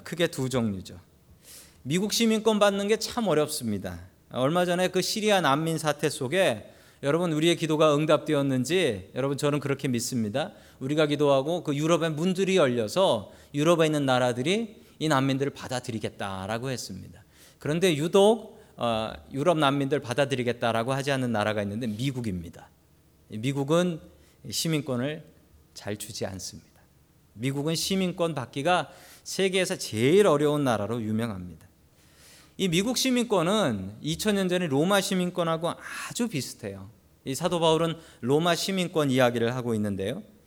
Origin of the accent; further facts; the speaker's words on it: South Korea; moved away as an adult; now in United States; 내가 한국 사람이니까